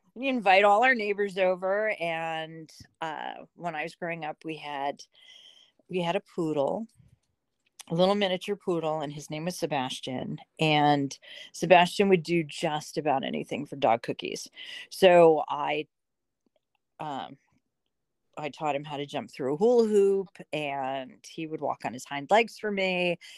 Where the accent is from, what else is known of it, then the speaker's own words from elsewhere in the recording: Point Pleasant, New Jersey, United States; now in Pittsburgh, United States; I grew up in Point Pleasant, New Jersey